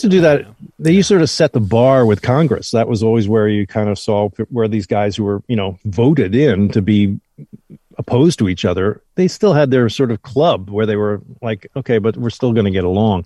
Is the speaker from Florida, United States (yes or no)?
no; New Jersey, United States; I'm a kid from New Jersey